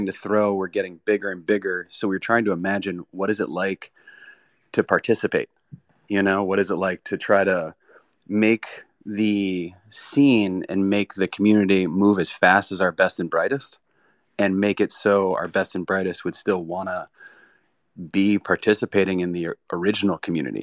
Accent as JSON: {"language": "English", "region": "South Florida", "country": "United States", "tie": "born or raised there", "also_born_or_lived": "Brooklyn, New York", "moved": "as an adult", "said": "I grew up in South Florida. I went to New York to go to Pratt in Brooklyn"}